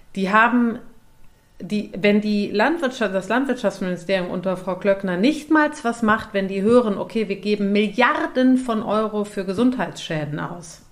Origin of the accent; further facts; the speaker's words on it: Cologne, North Rhine-Westphalia, Germany; ich bin ja in Köln Stadt aufgewachsen